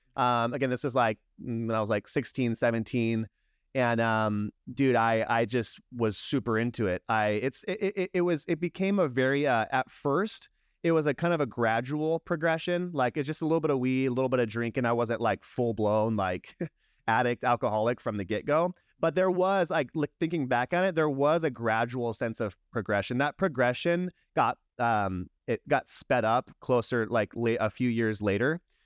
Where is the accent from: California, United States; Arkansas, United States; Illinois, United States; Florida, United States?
California, United States; San Diego; also born or lived in Long Beach, California / Yuma, Arizona; when I was five, my family moved to San Diego